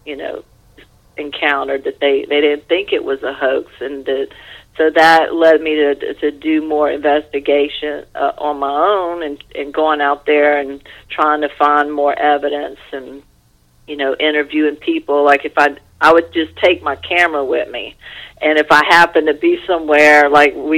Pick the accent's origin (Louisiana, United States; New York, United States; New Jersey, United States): Louisiana, United States; moved away as an adult; also born or lived in Los Angeles, United States; I was away from Louisiana and, you know, a few times over the years when I was living in L.A.